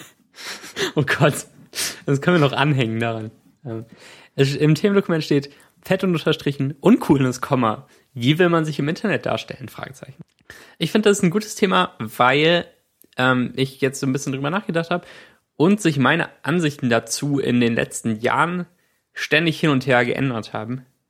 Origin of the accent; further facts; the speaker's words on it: Cologne, North Rhine-Westphalia, Germany; als ich ungefähr acht Jahre alt war, war ich an Silvester mit meinem Bruder auf einem Spielplatz bei uns in Köln